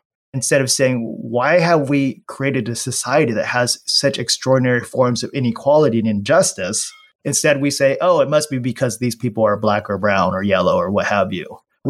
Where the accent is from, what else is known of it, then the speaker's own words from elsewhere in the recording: Los Angeles, California, United States; moved away as an adult; also born or lived in Anaheim; now in Waco, United States; I live in Waco, Texas. I grew up in LA and Orange County, so I claim LA roots.